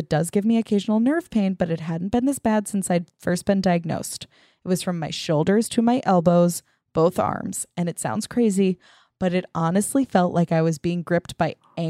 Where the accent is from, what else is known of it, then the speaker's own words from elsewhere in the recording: Nantucket, Massachusetts, United States; I am from Nantucket, Massachusetts, and used to give tours in the oldest house on the island.